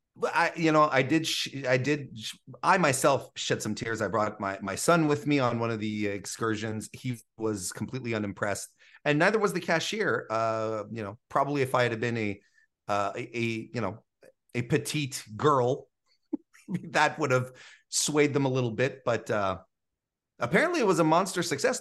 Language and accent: English; Canada; as a Canadian